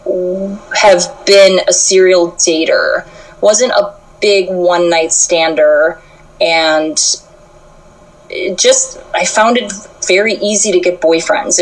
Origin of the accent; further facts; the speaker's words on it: Chicago, Illinois, United States; I'm from Chicago, and I grew up pretty, I would say, middle class